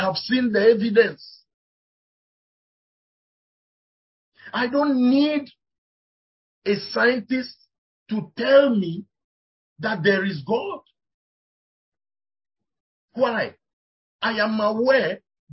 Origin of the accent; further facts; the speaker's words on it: Volta, Ghana; I come from the Volta region of Ghana